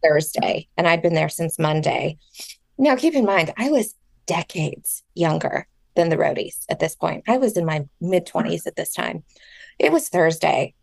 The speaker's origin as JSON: {"language": "English", "region": "Southern California", "country": "United States", "tie": "born or raised there", "also_born_or_lived": "Orange County", "said": "I grew up in Southern California for the most"}